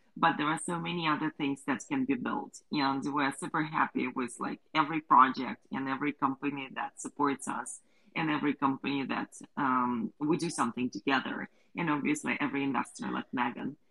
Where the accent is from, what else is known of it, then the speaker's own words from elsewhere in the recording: Ukraine; We're both from Ukraine